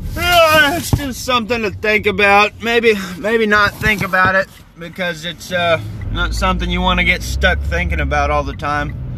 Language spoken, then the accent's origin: English; United States; I'm an American